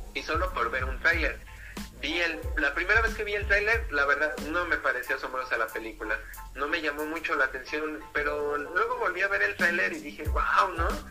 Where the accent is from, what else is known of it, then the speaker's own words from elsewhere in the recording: Mexico; nosotros somos mexicanos